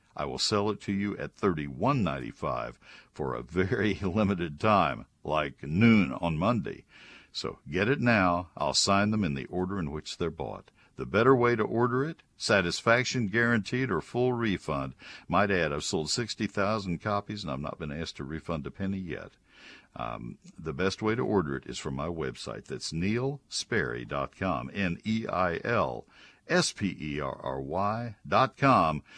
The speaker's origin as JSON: {"language": "English", "region": "Texas", "country": "United States", "tie": "born or raised there", "said": "I'm a native Texan"}